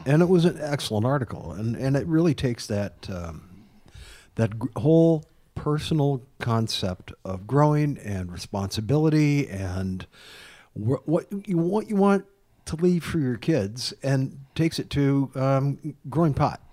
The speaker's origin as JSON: {"language": "English", "region": "Midwest", "country": "United States", "tie": "born or raised there", "said": "I've spent my whole life in the Midwest"}